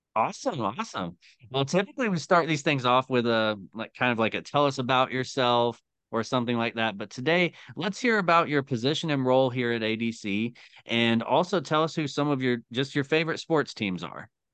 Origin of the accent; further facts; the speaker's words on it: Tennessee, United States; also born or lived in Northeast Ohio; now in Ohio, United States; I am originally from Tennessee